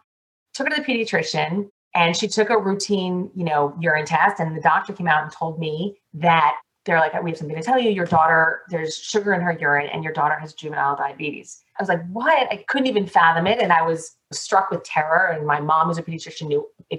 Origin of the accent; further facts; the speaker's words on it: Miami, Florida, United States; I was born and bred in Miami, and there is a large Jewish population here